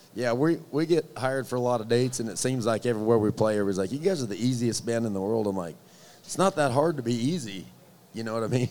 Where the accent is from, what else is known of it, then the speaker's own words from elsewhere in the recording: Wyoming, United States; I'm from Wyoming